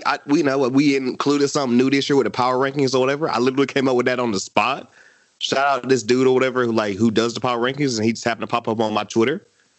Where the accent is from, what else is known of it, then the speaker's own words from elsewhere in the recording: North Carolina, United States; North Carolina, we got to stick together